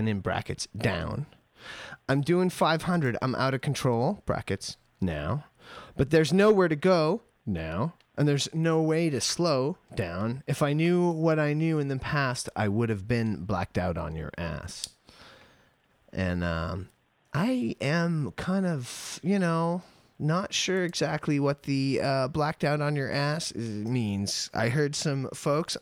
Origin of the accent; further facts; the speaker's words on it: Canada; I am a Canadian